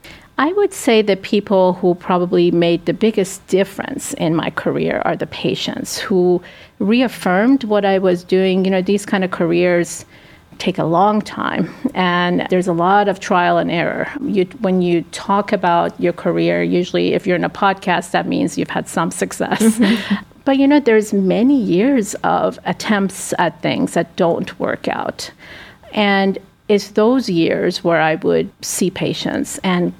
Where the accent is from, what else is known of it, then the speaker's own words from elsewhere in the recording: United States; I consider the U.S. my home country.